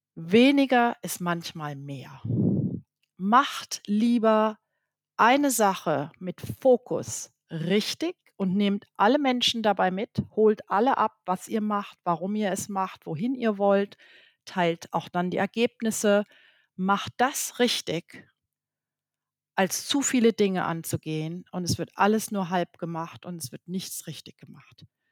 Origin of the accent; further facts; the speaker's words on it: Germany; moved away; als Deutsche oder als Nicht-Franzose